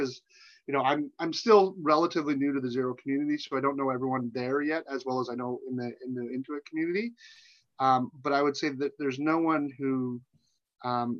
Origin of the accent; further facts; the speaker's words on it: Canada; as a Canadian